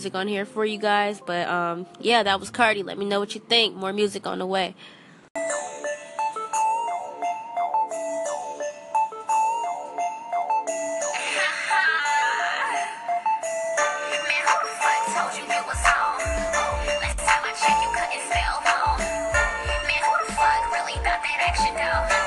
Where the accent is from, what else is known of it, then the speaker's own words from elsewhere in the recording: Chicago, Illinois, United States; I am from Chicago